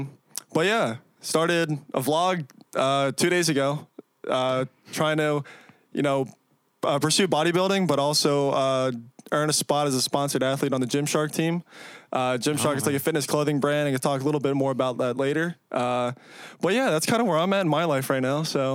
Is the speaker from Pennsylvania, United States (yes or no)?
yes; Perkasie, Pennsylvania, United States; I'm from Bucks County, Pennsylvania, specifically Perkasie, if there's anyone from there.